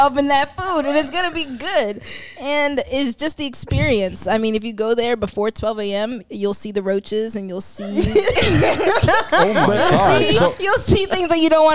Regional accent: Atlanta, Georgia, United States; also born or lived in Boston; now in South Florida, United States; Atlanta is where I was raised, but I was born in Boston for a couple years, but really raised in Atlanta

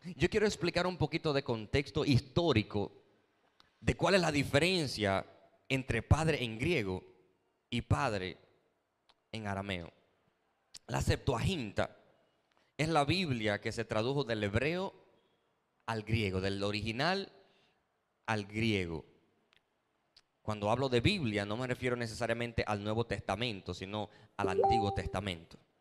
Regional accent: Dominican Republic

